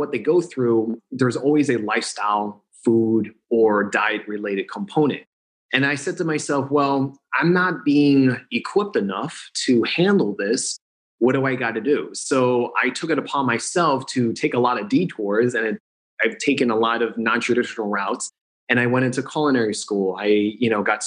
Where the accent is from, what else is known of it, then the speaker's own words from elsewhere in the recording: New Jersey, United States; now in Los Angeles, United States; born and raised in New Jersey